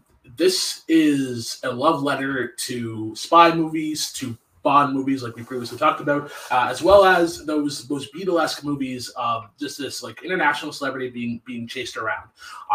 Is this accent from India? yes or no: no; Canada; as a Canadian